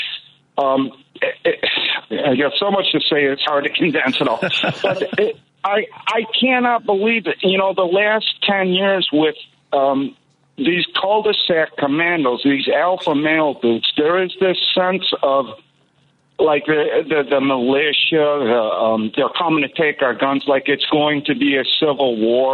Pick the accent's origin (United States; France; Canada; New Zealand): United States; Chicago, Illinois; I grew up in Albany Park. It was a really bad neighborhood during the 80s and 90s.